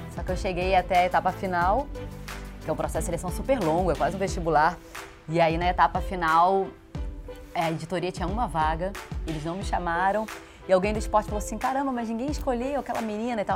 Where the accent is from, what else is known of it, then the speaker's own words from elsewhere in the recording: Rio de Janeiro, Brazil; sou carioca